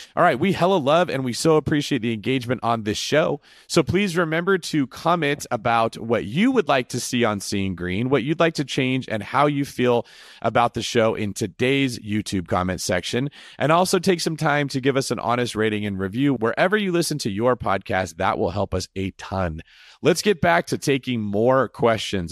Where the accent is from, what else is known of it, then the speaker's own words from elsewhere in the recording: Northern California, United States; I am from Northern California, where apparently this word originated. I grew up my whole life in that area